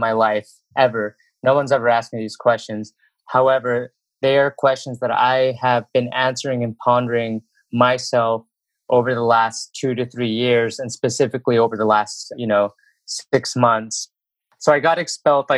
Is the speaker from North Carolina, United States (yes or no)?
no; Benjamin, Utah, United States; moved away as an adult; I grew up in Utah, and specifically in Utah County